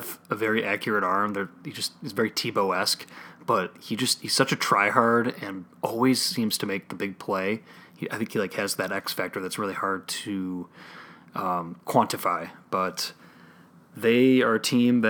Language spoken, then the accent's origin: English; Chicago, Illinois, United States; the Chicago Bears, my hometown team